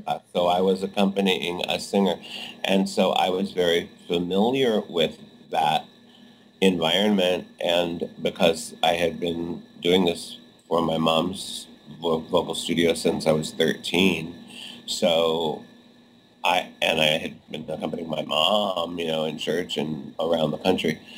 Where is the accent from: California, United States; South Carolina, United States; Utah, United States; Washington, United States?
California, United States; Los Angeles; moved away as an adult; now in New York City, United States; in my hometown of Los Angeles